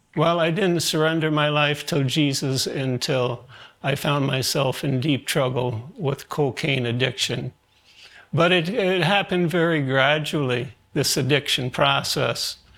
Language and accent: English; New York City, New York, United States; born or raised there; also born or lived in Germany